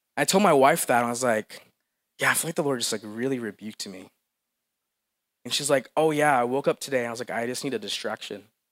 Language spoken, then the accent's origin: English; Philippines; moved away; I'm from the Philippines